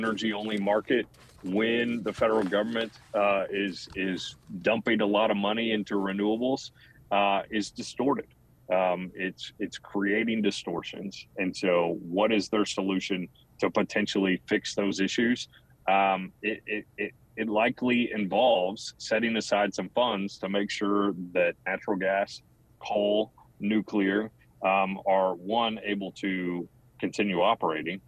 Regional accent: Houston, Texas, United States; Where I come from Houston

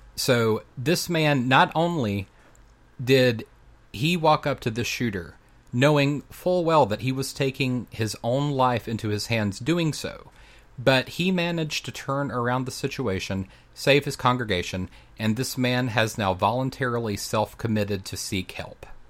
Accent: North Carolina, United States; there in my home state of North Carolina

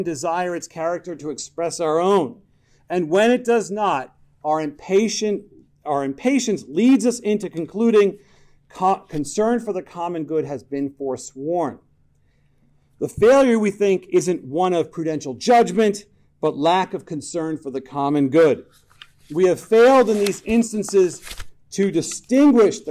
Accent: New York, United States; I'm from New York

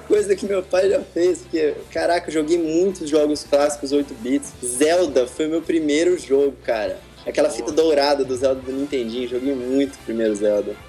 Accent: Campo Grande, Mato Grosso do Sul, Brazil; accent: caipira; moved away as an adult; now in Rio de Janeiro, Brazil; eu sou de Campo Grande, Mato Grosso do Sul

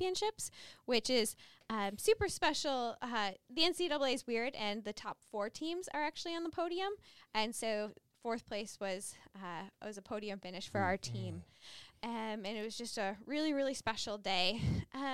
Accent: West Bloomfield, Michigan, United States; now in Ann Arbor, United States; I am from West Bloomfield, Michigan, but I've been in Ann Arbor since fall 2013 when I came here as an undergrad

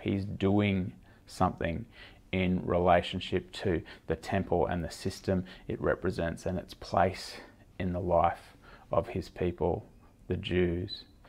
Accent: Australia; as an Australian

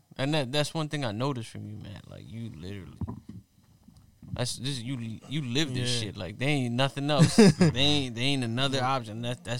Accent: Philadelphia, Pennsylvania, United States; we're from North Philly

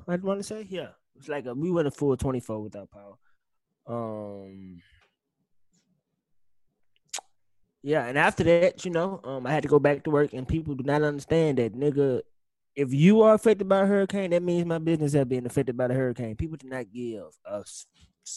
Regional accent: Mississippi, United States; born or raised there; moved away

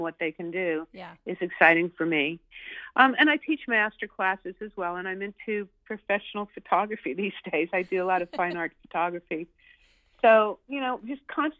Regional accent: New York City, New York, United States; moved away; also born or lived in California; I grew up in New York City

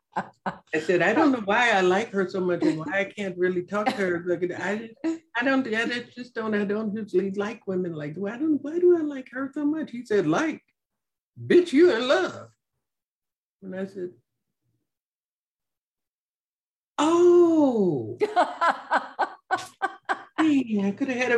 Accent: Chicago, Illinois, United States; I'm from Chicago.

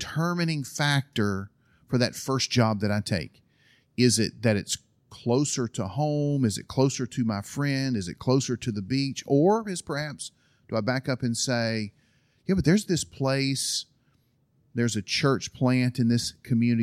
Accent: Alabama, United States; moved away as an adult; also born or lived in Berlin, Germany / Istanbul, Turkey; I was from Alabama

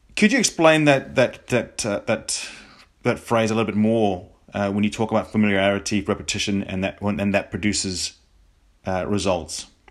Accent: New Zealand; me being being a Kiwi

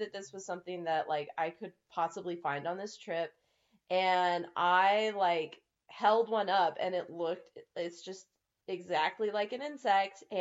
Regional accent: United States; growing up in the States

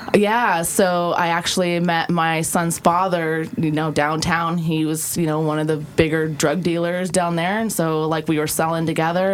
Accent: South Dakota, United States; moved away; also born or lived in Oregon; I grew up actually in South Dakota on a ranch of 160 acres

